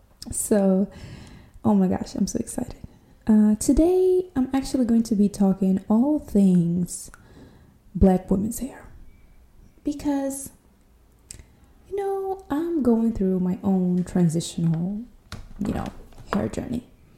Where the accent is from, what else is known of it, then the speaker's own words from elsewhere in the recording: São Tomé & Príncipe; English is a second language; I am not an American girl, even though I can understand my accent will imply so, but I am not. I'm from this small African island near the Ecuador line called São Tomé e Príncipe